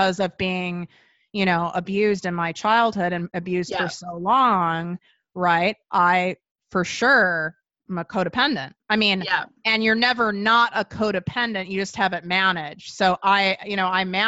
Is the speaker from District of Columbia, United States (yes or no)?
no; Chicago, Illinois, United States; I'm from Chicago.